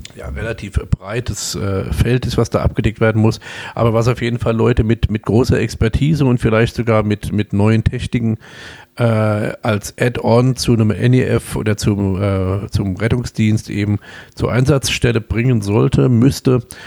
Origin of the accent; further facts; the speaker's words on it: Kaiserslautern, Rhineland-Palatinate, Germany; accent: Pfälzisch; also born or lived in Homburg, Saarland; ich komme aus Kaiserslautern, also 98 Prozent